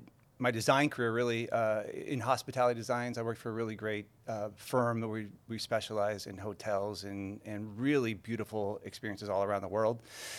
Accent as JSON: {"language": "English", "town": "San Diego", "region": "California", "country": "United States", "tie": "born there", "lives_now": "Carlsbad, United States", "said": "We moved to San Diego. I was born in San Diego, but it moved to Carlsbad."}